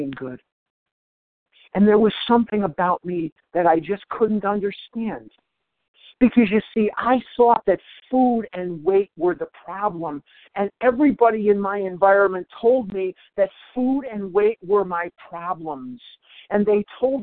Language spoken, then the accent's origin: English; Chicago, Illinois, United States; I'm from born and raised in Chicago, Illinois, home of the world champion Cubs